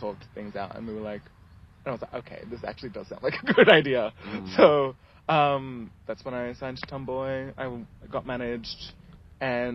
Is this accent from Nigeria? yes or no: no; Ethiopia; moved away; also born or lived in England; So I was born in England. Mm-hmm. And then we moved to Ethiopia like when I was pretty much starting kindergarten.